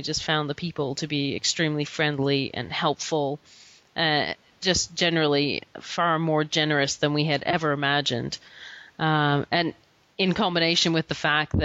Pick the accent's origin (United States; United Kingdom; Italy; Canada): Canada; we're Canadian